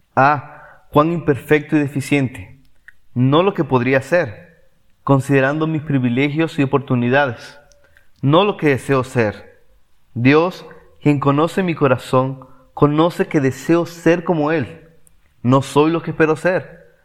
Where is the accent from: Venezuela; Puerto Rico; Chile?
Venezuela; now in Córdoba, Argentina; soy de Venezuela